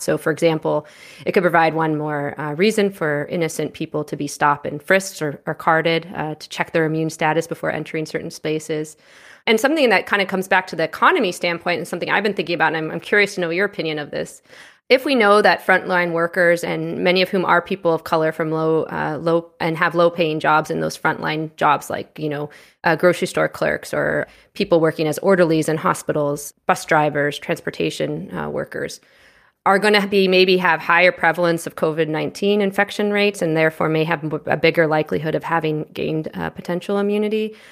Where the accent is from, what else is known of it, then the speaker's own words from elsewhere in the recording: Canada; moved away as an adult; also born or lived in United States; I'm a U S citizen. I grew up in Canada. I lived in the U S for quite some time, and now I'm back in Canada